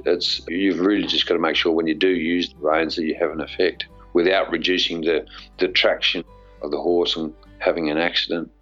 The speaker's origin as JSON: {"language": "English", "country": "Australia", "also_born_or_lived": "England", "said": "as an Australian"}